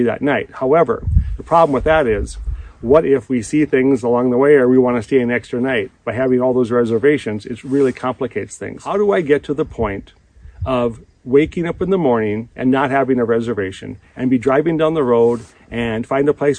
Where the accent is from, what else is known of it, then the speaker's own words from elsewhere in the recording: Minnesota, United States; I'm from Minnesota, currently in Custer State Park in South Dakota.